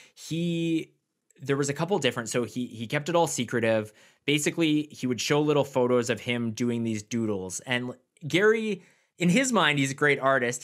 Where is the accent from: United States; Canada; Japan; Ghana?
Canada; I'm from Canada